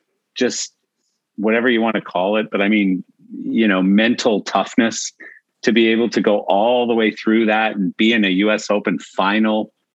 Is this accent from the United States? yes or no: no; Canada; I'm Canadian.